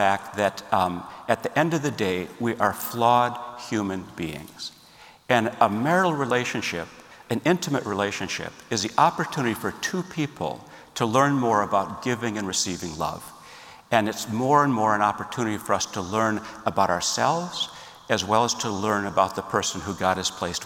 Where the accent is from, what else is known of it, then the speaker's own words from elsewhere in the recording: Minneapolis, Minnesota, United States; I grew up in Minneapolis, Minnesota